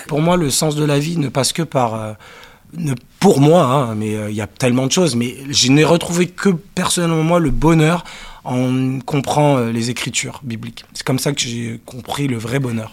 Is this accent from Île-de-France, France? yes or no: yes; Paris, Île-de-France, France; also born or lived in Cannes / Manchester, England; je suis parisien, mais j'ai grandi, entre Paris et Cannes